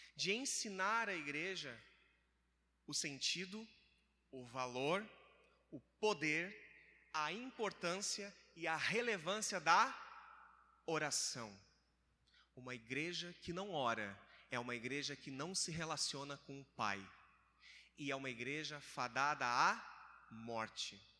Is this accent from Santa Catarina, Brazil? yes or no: yes; Criciúma, Santa Catarina, Brazil; moved away as an adult; Eu sou de Santa Catarina, é quase do lado do sul, né? Rio Grande do Sul